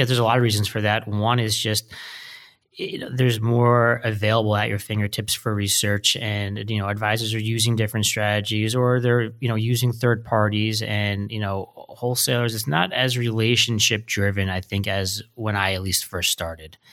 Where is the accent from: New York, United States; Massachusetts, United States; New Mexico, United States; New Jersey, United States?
New Jersey, United States; moved away; I'm from New Jersey originally